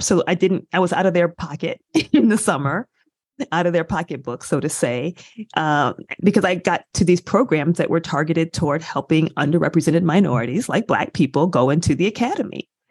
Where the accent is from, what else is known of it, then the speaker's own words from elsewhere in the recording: Michigan, United States; I grew up in a college town in Michigan.